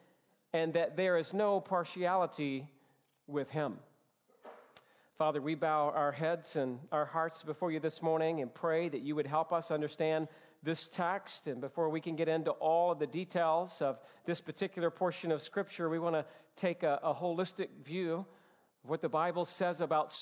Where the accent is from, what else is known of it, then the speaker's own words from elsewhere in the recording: Georgia, United States; as a Southern boy, born and raised in Georgia